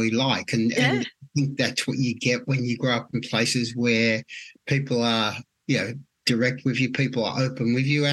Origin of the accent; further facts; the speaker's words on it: Melbourne, Victoria, Australia; I grew up always in the inner city of Melbourne. I was born in Carlton, but we lived for really 10 years of my life in Fitzroy